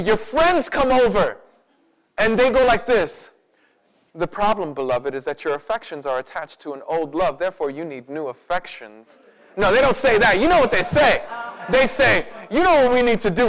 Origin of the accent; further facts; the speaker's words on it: United States; because we grew up in America, because we're picking ourselves up by our own bootstraps kind of people